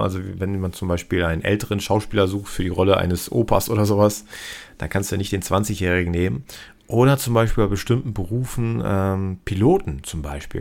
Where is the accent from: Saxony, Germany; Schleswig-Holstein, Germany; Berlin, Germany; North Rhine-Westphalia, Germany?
North Rhine-Westphalia, Germany; Cologne; Hier bei uns in Köln äh, wir sind hier sowieso sehr tolerant bekanntermaßen